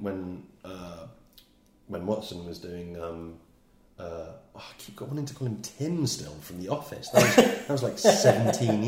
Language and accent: English; England, United Kingdom; as an English person born in the late 70s, early 80s